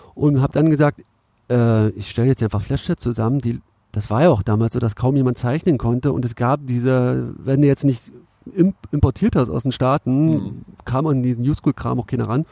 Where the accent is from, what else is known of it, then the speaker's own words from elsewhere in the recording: Cottbus, Brandenburg, Germany; moved away as an adult; also born or lived in Finsterwalde; now in Berlin, Germany; ich komme ja aus Cottbus